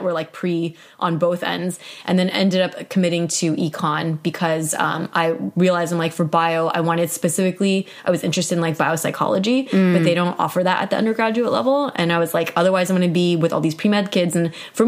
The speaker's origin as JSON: {"language": "English", "region": "Southern California", "country": "United States", "said": "I was from SoCal at a no-name school"}